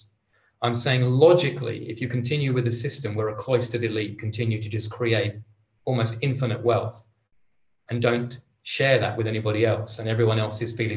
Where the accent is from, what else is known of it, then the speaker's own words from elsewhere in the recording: England, United Kingdom; I'm English